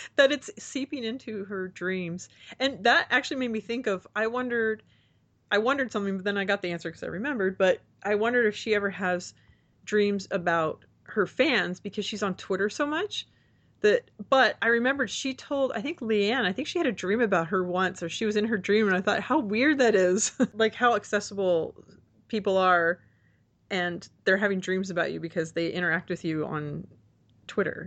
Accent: Texas, United States; growing up in Texas, armadillos were a big deal

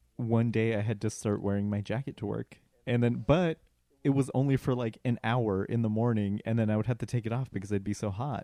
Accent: Colorado, United States; moved away; I'm from Colorado

